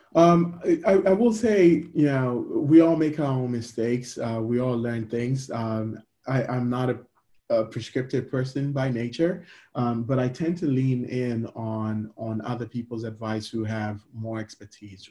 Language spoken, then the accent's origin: English; Ghana; now in United States; I'm a Ghanaian immigrant living in America.